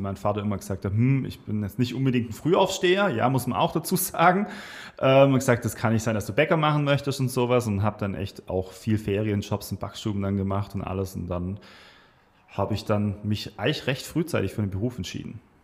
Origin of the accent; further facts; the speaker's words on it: Swabia, south of Stuttgart, Baden-Württemberg, Germany; moved away as an adult; now in Weinheim, Germany; komme gebürtig aus dem Schwabenland, so im, ich sag mal, Großraum Stuttgarter Süden. Kirchheim-Tech ist so ist ein ganz, ganz kleinen Tal. Ähm, bin sehr ländlich aufgewachsen